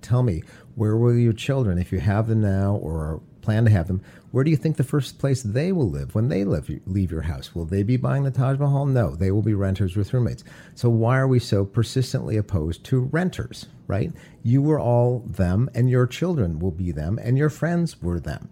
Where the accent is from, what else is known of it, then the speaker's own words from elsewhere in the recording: Detroit, Michigan, United States; Growing up in Detroit, I had the ideal childhood